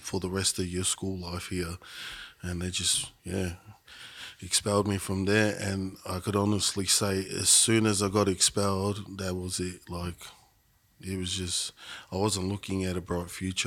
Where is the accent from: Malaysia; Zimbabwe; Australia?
Australia; Shepparton, Victoria; also born or lived in Melbourne; I grew up in Shepparton